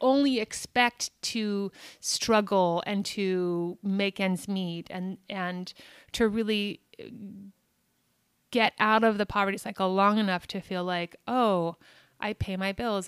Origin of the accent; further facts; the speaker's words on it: Albuquerque, New Mexico, United States; moved away as an adult; also born or lived in Boston / New York City / London; now in Los Angeles, United States; I'm born and raised in Albuquerque